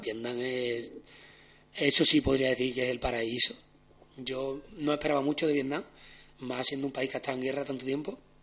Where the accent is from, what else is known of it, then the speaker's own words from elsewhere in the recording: Seville, Andalusia, Spain; also born or lived in Australia; nací aquí en Sevilla